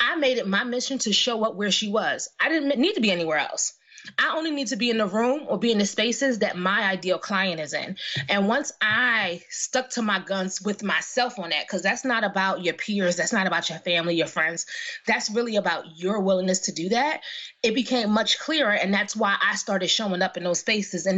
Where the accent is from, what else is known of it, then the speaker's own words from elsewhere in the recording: Philadelphia, Pennsylvania, United States; now in New Jersey, United States; I grew up in West Philly